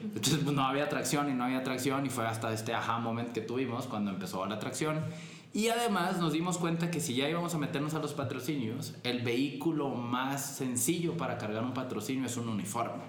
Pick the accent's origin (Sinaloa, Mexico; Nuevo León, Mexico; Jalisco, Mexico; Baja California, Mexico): Sinaloa, Mexico; Culiacán; moved away as an adult; now in Guadalajara, Mexico; yo soy de Culiacán originalmente